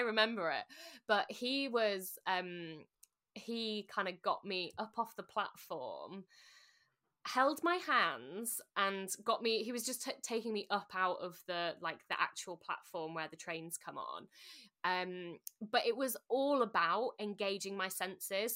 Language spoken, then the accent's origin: English; Sheffield, Yorkshire and the Humber, United Kingdom; also born or lived in London; I'm from Sheffield